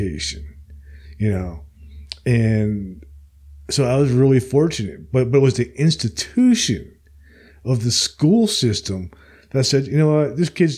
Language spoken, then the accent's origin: English; Princeton, New Jersey, United States; growing up where I grew up in Princeton